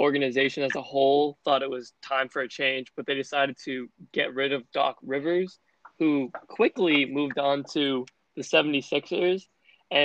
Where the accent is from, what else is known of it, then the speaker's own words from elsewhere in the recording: Massachusetts, United States; from Massachusetts